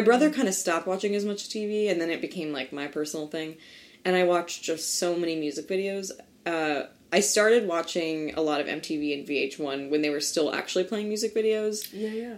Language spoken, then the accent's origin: English; New Jersey, United States; also born or lived in Kansas City; I grew up in New Jersey